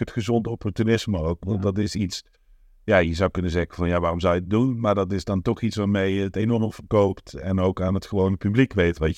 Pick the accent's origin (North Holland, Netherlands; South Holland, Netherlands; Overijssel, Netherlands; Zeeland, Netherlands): North Holland, Netherlands; Amsterdam; Ik, eh, eh, ik kom uit Amsterdam